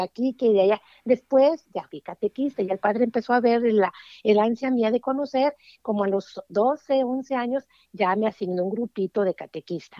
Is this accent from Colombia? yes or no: no; Jalisco, Mexico; yo soy originaria de Jalisco, México, allá un pueblito muy perdido, allá tras las montañas. Y allá fue donde Dios se, dignó en darme la vida